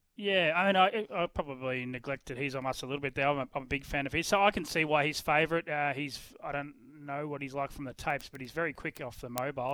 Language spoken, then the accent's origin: English; Ballarat, Victoria, Australia; I'm not in my hometown of Ballarat today